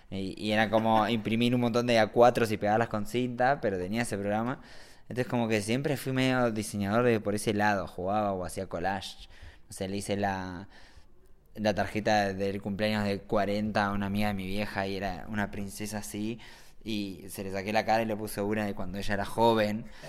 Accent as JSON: {"language": "Spanish", "town": "La Plata", "region": "Buenos Aires Province", "country": "Argentina", "also_born_or_lived": "Barcelona, Spain", "moved": "yes", "lives_now": "Andorra", "said": "yo soy un chico de La Plata que estaba medio de onda ahí en Barcelona"}